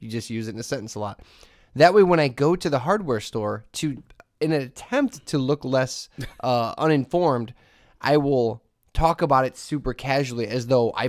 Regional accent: Hessville, Indiana, United States; I grew up in Hessville. I used to always go to Lindy's and Kennedy all the time.

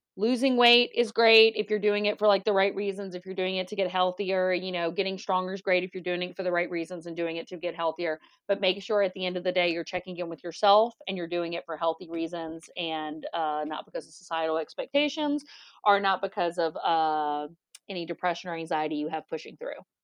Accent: Louisiana, United States; we are from Louisiana

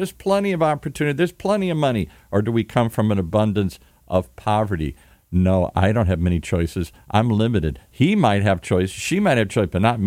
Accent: Midwest, United States; moved away; I grew up in the Midwest

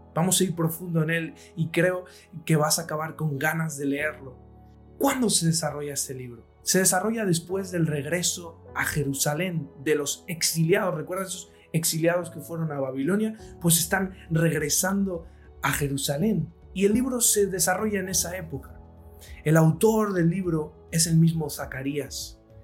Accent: Spain; soy un servidor de España desde Madrid

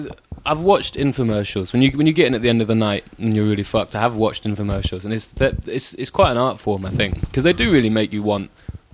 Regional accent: Ipswich, East of England, United Kingdom; I grew up in Ipswich.

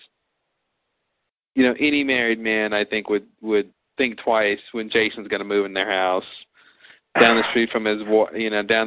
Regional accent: Texas, United States; I'm from Texas

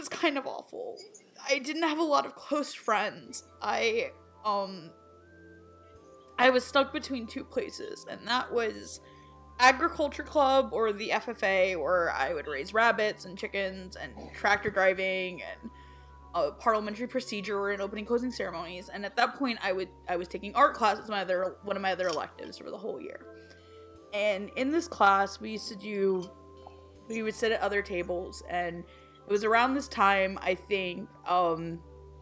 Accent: Florida, United States; also born or lived in New York; I'm originally from New York, but I grew up in Florida

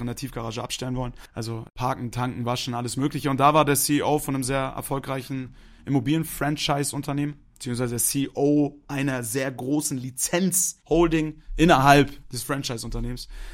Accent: Hamburg, Germany; moved away as an adult; now in Munich, Germany; Ich bin gebürtiger Hamburger

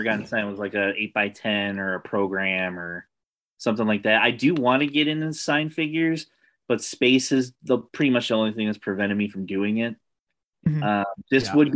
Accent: Cleveland, Ohio, United States; we're from Cleveland

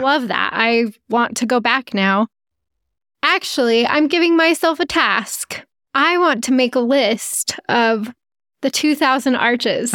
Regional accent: Utah, United States; We're from Utah

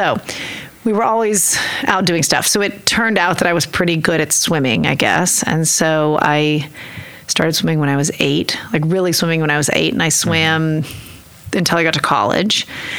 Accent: Oklahoma City, Oklahoma, United States; also born or lived in Nichols Hills; I grew up in Oklahoma City. I was born at St. Anthony's Hospital. And I lived at 20th and Class until I was five. And then I moved up here to Nichols Hills. And I went to Westminster and I went to Cassidy.

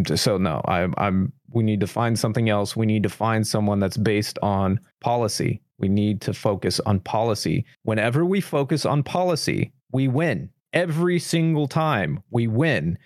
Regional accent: United States; I'm passionately an American. I am not ashamed of being an American

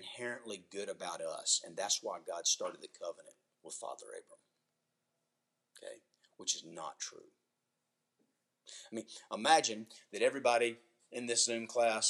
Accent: United States; being an American

